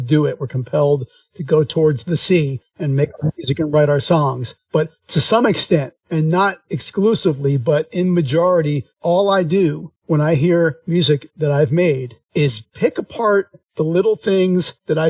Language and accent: English; Philadelphia, Pennsylvania, United States; moved away; I'm originally from Philadelphia